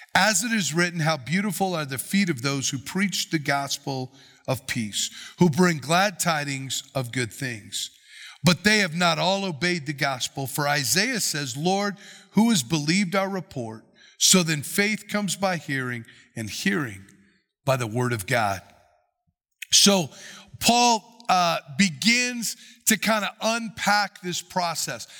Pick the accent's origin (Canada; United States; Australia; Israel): United States; we as American Christians